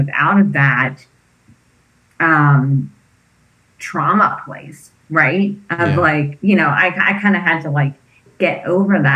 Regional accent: East Coast, United States; now in California, United States; I grew up on the East Coast.

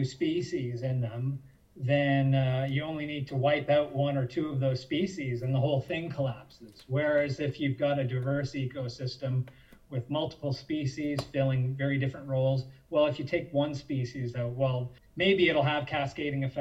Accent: Ottawa, Ontario, Canada; I grew up in Ottawa, where I am right now, and I grew up visiting the Canadian Museum of Nature

